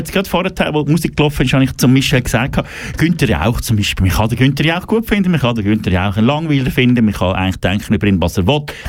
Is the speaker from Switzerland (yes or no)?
yes; German-speaking Switzerland, Switzerland; bei uns in Deutschschweiz